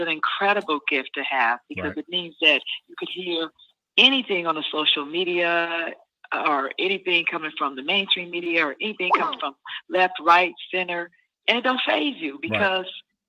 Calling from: Alabama, United States; I'm in Alabama. Good afternoon.

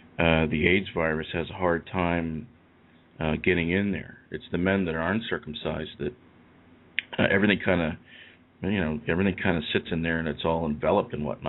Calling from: Eastern United States, United States; I'm calling you from the eastern part of the United States.

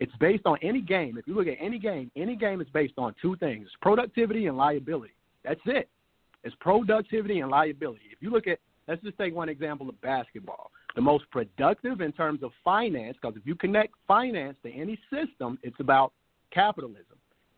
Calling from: Dallas, Texas, United States; I'm calling from Dallas, Texas.

